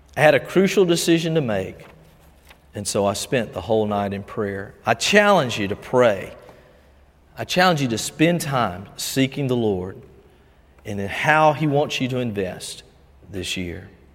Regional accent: Albany, United States; growing up in First Baptist Albany when Perry Webb would pray the morning prayer

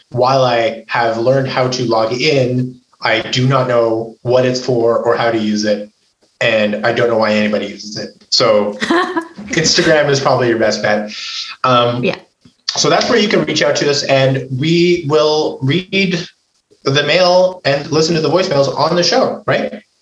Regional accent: Montreal, Quebec, Canada; also born or lived in Toronto / London; now in Ottawa, Canada; I grew up in Montreal, home of Pendeli's Pizza, then lived in Toronto and London before settling in Ottawa 30 years ago.

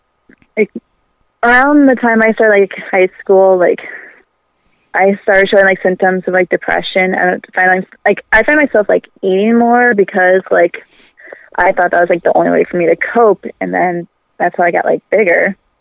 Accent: Illinois, United States; So, I am basically a plus-size cosplayer who was born and raised in the Chicago suburbs

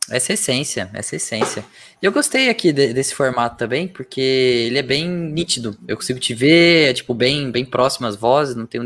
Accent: Campinas, São Paulo, Brazil; born there; moved away as an adult; now in Londrina, Brazil; Cara, eu nasci em Campinas, né? Campinas, São Paulo. E aí eu vim para Londrina fazer faculdade.

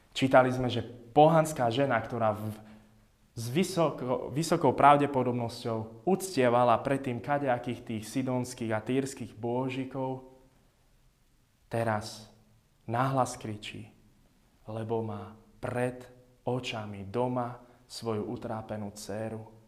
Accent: Jasenová, Žilina Region, Slovakia; moved away; nás v Jasenovej, odkiaľ pochádzam, volajú mačkári, lebo v dedine máme kopu mačiek.

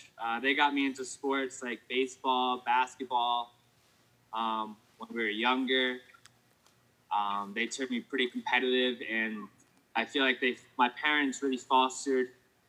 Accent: Coventry, Rhode Island, United States; I grew up in Rhode Island, Coventry, Rhode Island. I had two houses there.

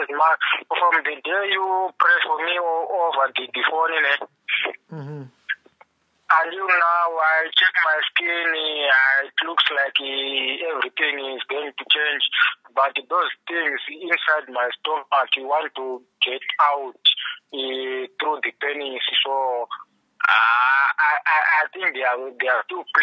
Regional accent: Zimbabwe; now in Pretoria, South Africa; I come from Zimbabwe

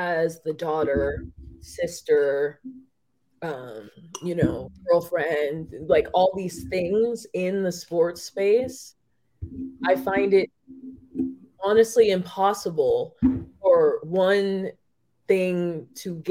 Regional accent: Las Vegas, Nevada, United States; I was born and raised in Las Vegas

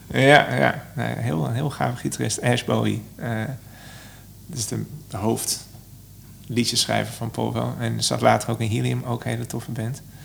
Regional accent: Son en Breugel, North Brabant, Netherlands; also born or lived in Eindhoven; now in Amsterdam, Netherlands; ik kom oorspronkelijk uit Zon

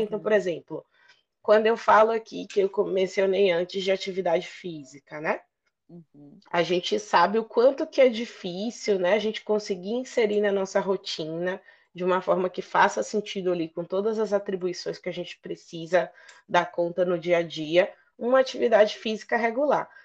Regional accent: Bahia, Brazil; médica de família, sou baiana

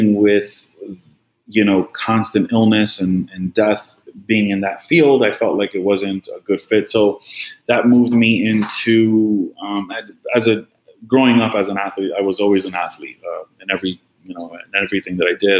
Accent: New York, United States; moved away as an adult; now in Florida, United States; Born and raised in New York

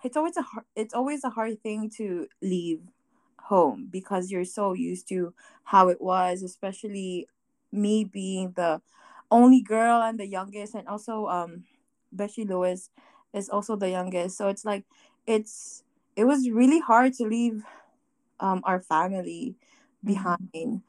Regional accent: Guam; moved away as an adult; we are from Guam, this very small island in the Pacific Ocean. And so we left Guam because our main reason was because of school. I left Guam early

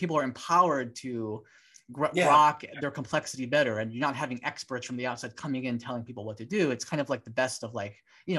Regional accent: Hawaii, United States; I'm from Hawaiian

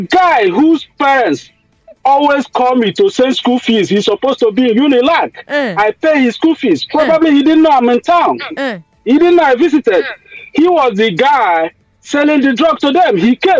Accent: Nigeria; now in United States; So I grew up in the Gondo side.

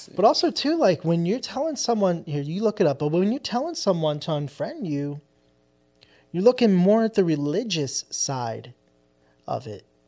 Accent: New Jersey, United States; also born or lived in Philadelphia; we're from Jersey, right across the street from Philly

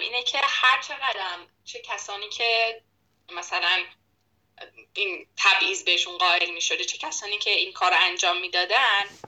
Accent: Iran; ما ایرانیم

